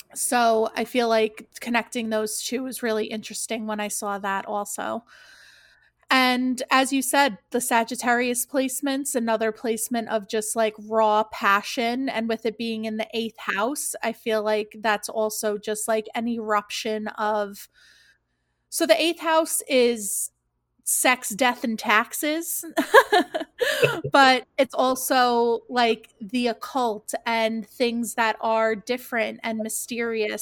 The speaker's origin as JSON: {"language": "English", "region": "New York", "country": "United States", "tie": "born or raised there", "said": "I grew up in New York"}